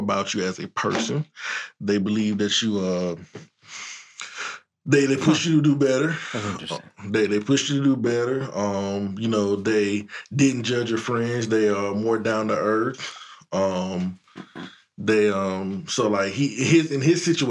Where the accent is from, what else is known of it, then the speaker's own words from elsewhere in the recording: Georgia, United States; I'm from Georgia